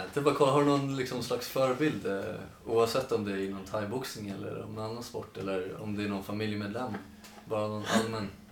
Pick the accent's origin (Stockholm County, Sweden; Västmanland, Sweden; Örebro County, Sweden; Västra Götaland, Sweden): Stockholm County, Sweden; Sundbyberg; vi är uppvuxna i eh, Rissne